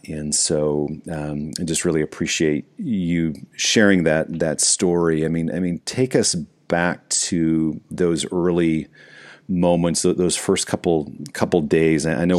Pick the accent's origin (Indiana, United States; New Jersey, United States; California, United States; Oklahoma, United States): Indiana, United States; Fort Wayne; now in Michigan, United States; Fort Wayne, Indiana, which is where I grew up.